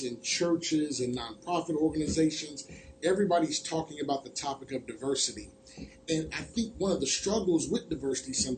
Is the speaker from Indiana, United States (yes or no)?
yes; Terre Haute, Indiana, United States; moved away as an adult; also born or lived in Louisville, Kentucky; now in Indianapolis, United States; I'm from Terre Haute, Indiana, originally